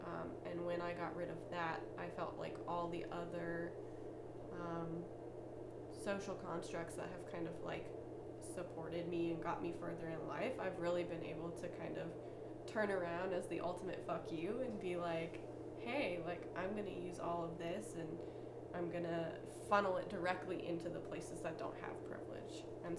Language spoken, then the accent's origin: English; Canada; now in United States; So I am from Canada. My family is Canadian.